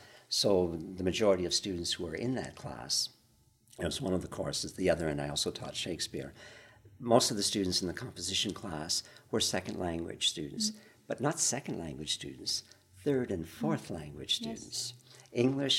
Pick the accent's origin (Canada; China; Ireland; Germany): Canada; now in Montreal, Canada; I still, to this day, I see myself essentially as a Canadian writer living in Quebec. You know, my parents were farmers in Saskatchewan.